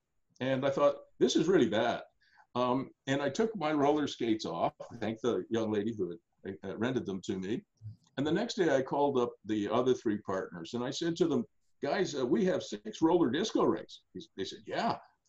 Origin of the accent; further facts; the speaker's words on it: Australia; now in Ottawa, Canada; So in 1983, I came to Ottawa from Australia, and I found that my dad and I think three partners had invested in roller disco rinks.